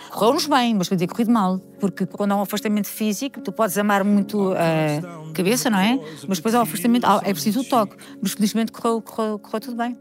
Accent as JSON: {"language": "Portuguese", "town": "Queijas", "region": "Lisbon", "country": "Portugal", "tie": "born or raised there", "said": "eu tive uma infância espetacular, porque fui criada em Queijas, uma vilazinha"}